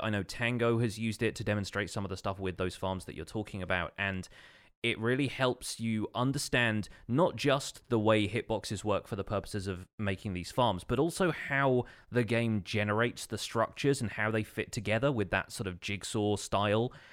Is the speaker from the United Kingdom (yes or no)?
yes; United Kingdom; being British